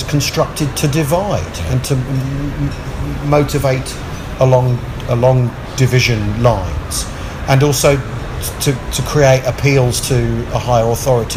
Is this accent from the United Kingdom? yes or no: yes; England, United Kingdom; I'm from England